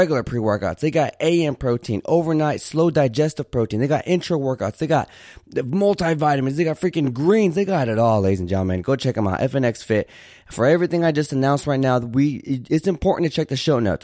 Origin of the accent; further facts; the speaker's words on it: Santa Barbara, California, United States; now in Houston, United States; I currently live in Houston, but I was born in Santa Barbara, California